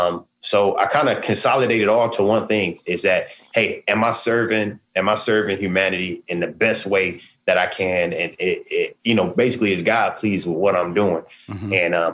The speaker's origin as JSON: {"language": "English", "town": "Sacramento", "region": "California", "country": "United States", "tie": "born or raised there", "said": "I'm going home to my hometown of Sacramento to do the release concert."}